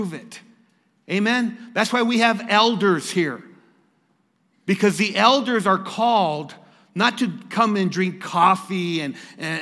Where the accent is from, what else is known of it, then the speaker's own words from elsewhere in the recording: Lordsburg, New Mexico, United States; I'm from Lordsburg, New Mexico